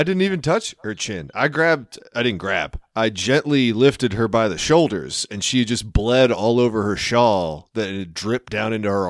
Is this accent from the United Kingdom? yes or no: no; Philippines; … is a common Filipino name, and I am Filipino.